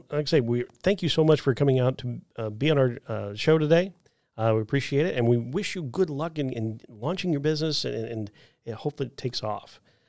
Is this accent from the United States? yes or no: yes; Midwest, United States; I came from the Midwest, so it was like we had more farm type stuff